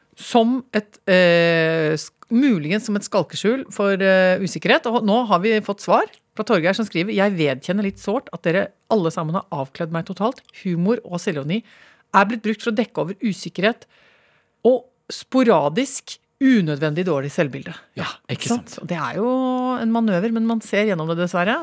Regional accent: Toten, Innlandet, Norway; da jeg vokste opp på Toten

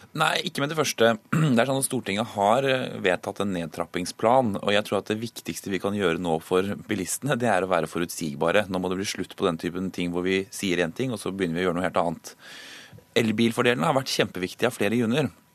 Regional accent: Akershus, Norway; Jeg kommer selv fra Akershus

